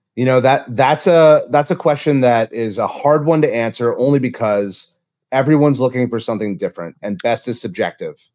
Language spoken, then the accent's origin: English; Santa Barbara, California, United States; also born or lived in Louisiana; I grew up in Santa Barbara, quite lucky to be from such a beautiful place